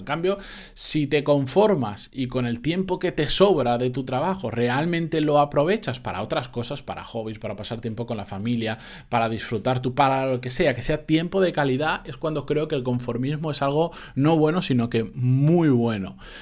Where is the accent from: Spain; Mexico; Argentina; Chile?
Spain; Benidorm, Valencian Community; en Benidorm de donde soy yo